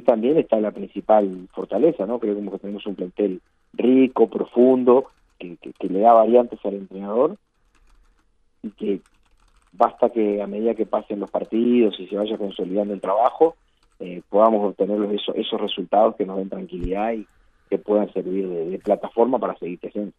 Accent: Uruguay; somos los uruguayos

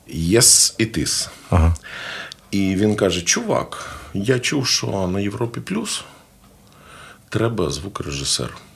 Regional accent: Zhytomyr, Zhytomyr Oblast, Ukraine; я з Житомира. Ну. Я закінчив е, Житомирське музичне училище

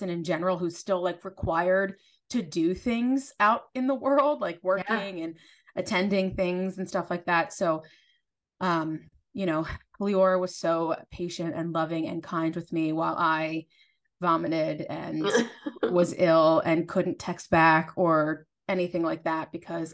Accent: New Jersey, United States; us South Jerseyans

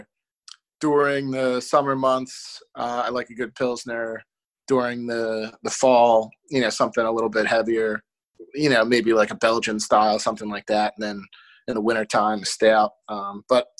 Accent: Philadelphia, Pennsylvania, United States; I am born and raised in Philadelphia, specifically Northeast Philly. Yeah, just lived here my whole life

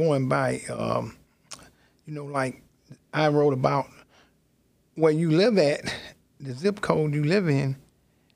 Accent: Amherst, New York, United States; also born or lived in Buffalo, New York; now in Ann Arbor, United States; I'm originally from Amherst, New York, but I moved here to Ann Arbor with my mom

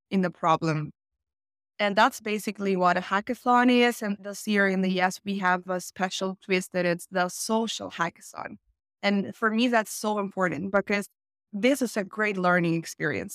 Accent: Argentina; also born or lived in Finland; I'm from Argentina. Right now, I am based in Argentina, Buenos Aires

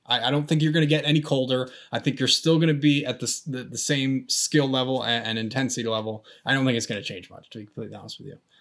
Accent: United States; I'm an American

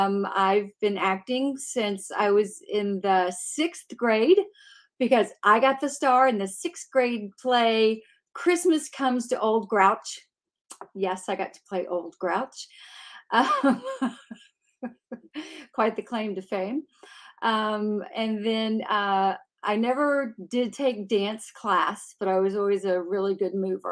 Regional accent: Clarksville, Tennessee, United States; I'm from Clarksville, Tennessee, originally.

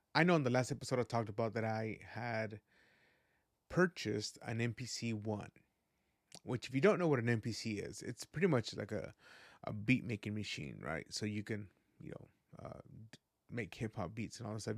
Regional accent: West Coast, United States; also born or lived in Guadalajara, Jalisco, Mexico; I was raised in the West Coast

